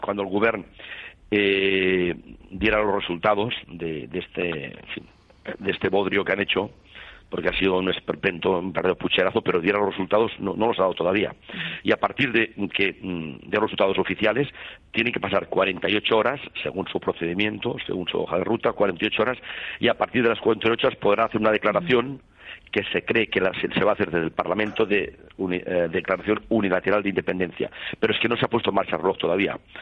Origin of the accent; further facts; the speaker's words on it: Catalonia, Spain; somos españoles y catalanes